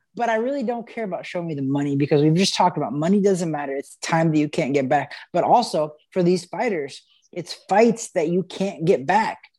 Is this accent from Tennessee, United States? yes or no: no; Missouri, United States; I'm from Missouri